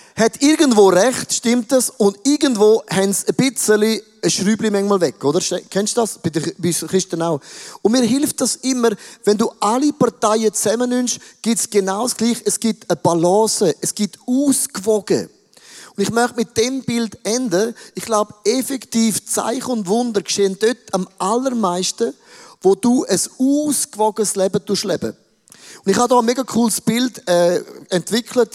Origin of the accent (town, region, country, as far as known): Switzerland; now in Zurich, Switzerland